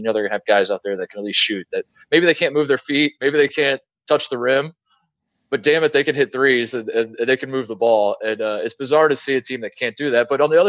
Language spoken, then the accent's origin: English; Indiana, United States; moved away as an adult; also born or lived in Ohio; now in California, United States; I grew up in Indiana.